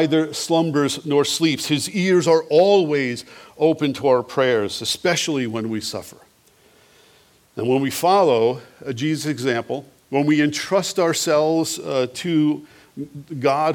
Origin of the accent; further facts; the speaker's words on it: Long Island, New York, United States; When I was growing up in Long Island